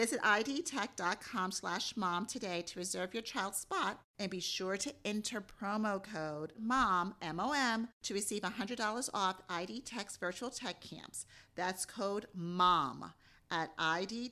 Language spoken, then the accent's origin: English; New York, United States; growing up in New York, I mean, that too, it's just interesting because it has a diversity of people in New York.